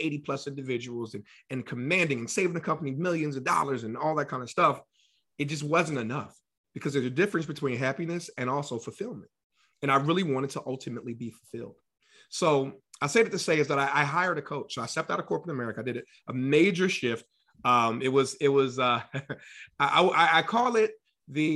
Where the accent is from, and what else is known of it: Philadelphia, Pennsylvania, United States; born or raised there; now in Atlanta, United States